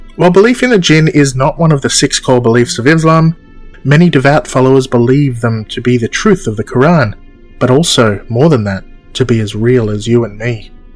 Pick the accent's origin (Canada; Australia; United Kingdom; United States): Australia; I'm Australian